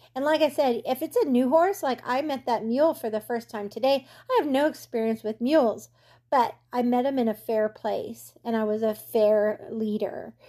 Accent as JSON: {"language": "English", "region": "California", "country": "United States", "tie": "born or raised there", "moved": "yes", "said": "I grew up in California"}